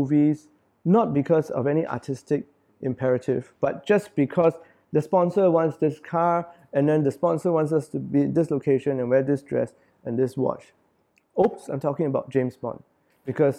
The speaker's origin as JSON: {"language": "English", "country": "Singapore", "said": "As Singaporean, I write for Singaporeans because this is my country, and I'm a Singaporean."}